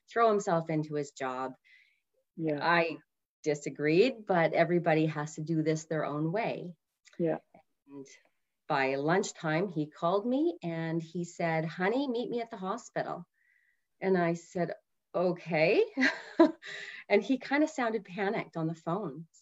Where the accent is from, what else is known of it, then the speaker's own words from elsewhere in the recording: Canada; I'm from Canada